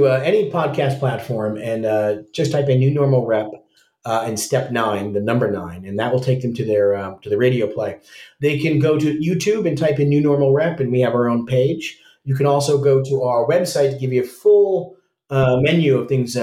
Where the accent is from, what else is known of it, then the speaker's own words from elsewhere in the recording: United States; as an American